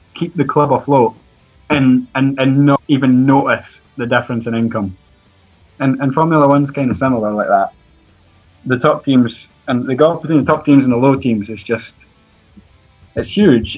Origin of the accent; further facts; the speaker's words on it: Edinburgh, Scotland, United Kingdom; I'm from Edinburgh, and I work right across the road from Hearts Stadium